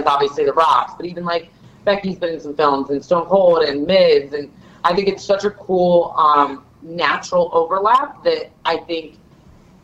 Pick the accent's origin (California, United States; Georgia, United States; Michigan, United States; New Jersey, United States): New Jersey, United States; I'm from Jersey. I'm from the Northeast.